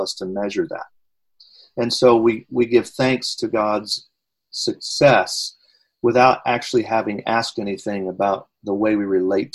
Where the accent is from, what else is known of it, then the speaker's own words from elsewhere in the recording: United States; as an American pastor